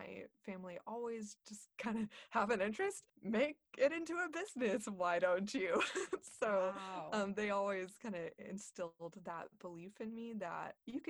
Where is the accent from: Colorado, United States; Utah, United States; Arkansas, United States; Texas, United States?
Texas, United States; Corpus Christi; also born or lived in Houston, Texas / Dallas, Texas / College Station, Texas; now in Austin, United States; I grew up in Corpus Christi, Texas, which is on the Gulf Coast